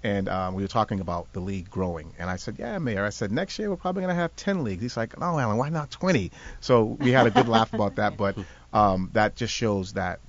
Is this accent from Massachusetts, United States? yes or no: yes; Boston, Massachusetts, United States; now in Rhode Island, United States; being an infused Rhode Islander, because I'm initially from Boston